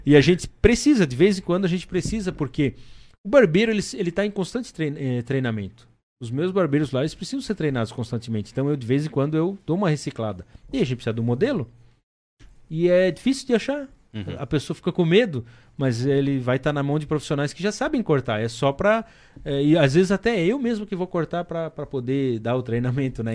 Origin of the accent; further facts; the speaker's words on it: Blumenau region, Santa Catarina, Brazil; moved away as an adult; also born or lived in Timbó; Eu sou lá da região de Blumenau